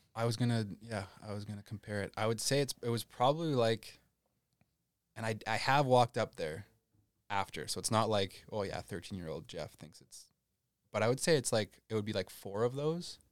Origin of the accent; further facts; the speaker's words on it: Landmark, Manitoba, Canada; I grew up in Landmark, Manitoba